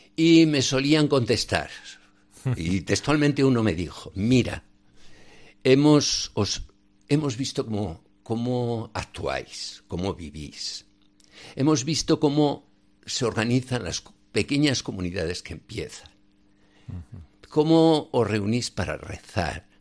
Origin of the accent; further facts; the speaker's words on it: Sádaba, Aragon, Spain; moved away as an adult; also born or lived in Benin / Niger; Yo nací en un pueblo de Zaragoza, Sádaba, de las cinco villas. Y allí estuve toda mi infancia.